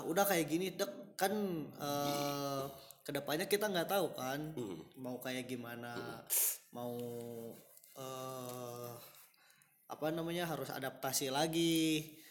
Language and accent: Indonesian; West Java, Indonesia; kita tuh orang Sunda